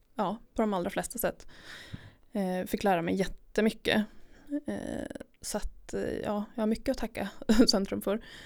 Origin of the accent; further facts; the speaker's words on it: Jukkasjärvi, Norrbotten County, Sweden; jag är uppvuxen i Jukkasjärvi.